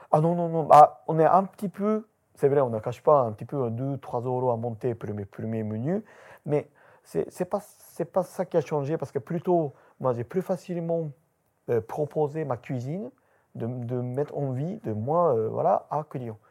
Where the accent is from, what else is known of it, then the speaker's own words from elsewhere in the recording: Japan; French is a second language; moved away as an adult; now in France; 8 Japonais qui installent dans Kobo